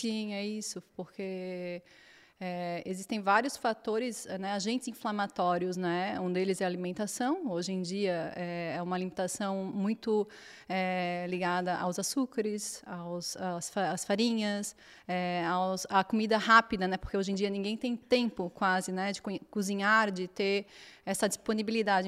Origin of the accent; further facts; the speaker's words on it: Florianópolis, Santa Catarina, Brazil; moved away as an adult; now in Portugal; Eu nasci na Ilha da Magia, que é Florianópolis. Então é um lugar lindo, com 42 praias, e tinha uma, minha família toda de lá, então tipo tive uma infância, uma adolescência super abençoada